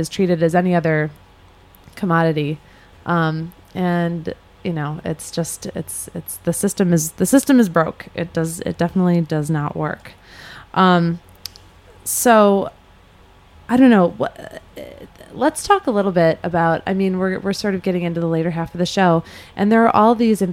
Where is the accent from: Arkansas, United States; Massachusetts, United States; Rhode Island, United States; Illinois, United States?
Illinois, United States; Chicago; I grew up in Chicago where the Board of Trade is